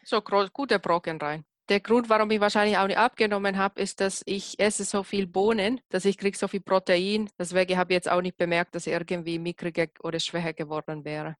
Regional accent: Finland; moved away; ich komme ja aus Finnland

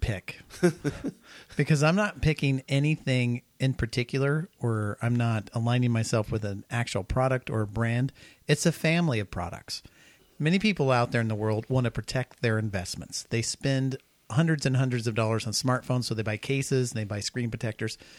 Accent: Kansas, United States; I live I grew up in Kansas

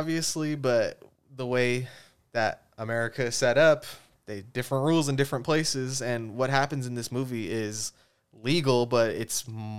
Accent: California, United States; We're from California, so obviously we see that a little bit differently

